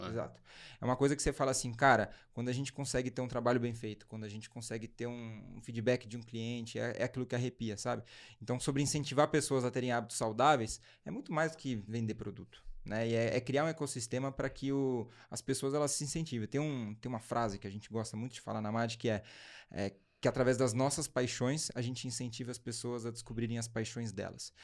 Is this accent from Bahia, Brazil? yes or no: no; São Paulo, Brazil; a gente nasceu em São Paulo, minha família é de São Paulo.